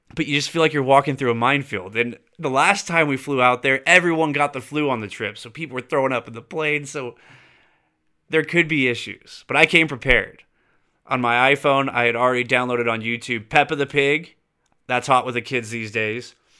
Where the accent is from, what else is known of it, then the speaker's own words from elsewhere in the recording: California, United States; also born or lived in Florida / Kentucky / Texas; growing up in California my whole life